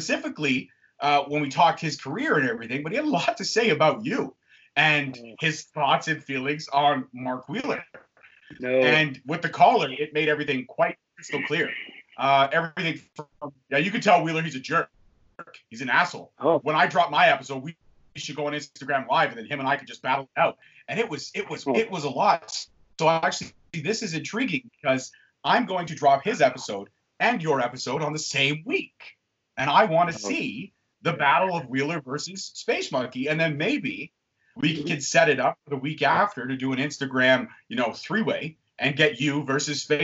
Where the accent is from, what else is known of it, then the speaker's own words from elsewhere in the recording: Canada; we're all Canadian